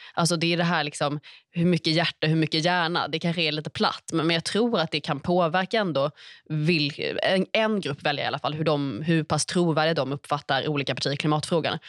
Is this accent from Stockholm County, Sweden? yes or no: yes; Stockholm, Stockholm County, Sweden; Man har Fruängen längst ut, där jag är uppvuxen nära